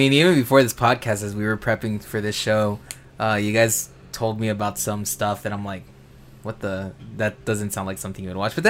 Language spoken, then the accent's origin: English; Los Angeles, California, United States; we're from Los Angeles, and we're used to this kind of environment